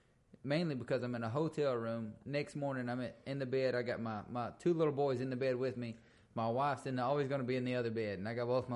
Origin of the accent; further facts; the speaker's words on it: Milano, Texas, United States; also born or lived in Brenham, Texas / Cameron, Texas; I grew up in the Central Texas area. You know, I was born in Brenham, raised right here in Milano and Cameron, and back to Milano after our house burned down.